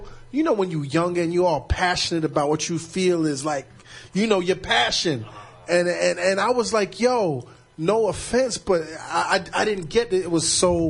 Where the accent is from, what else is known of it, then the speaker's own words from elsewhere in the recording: New York City, New York, United States; I'm from Lincoln Place between Albany and Troy, right behind the Albany Projects, man.